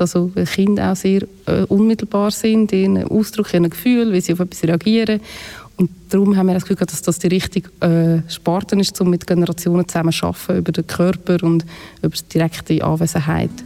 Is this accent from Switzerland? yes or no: yes; near Aarau, Aargau, Switzerland; ich bin in der Nähe von Aarau aufgewachsen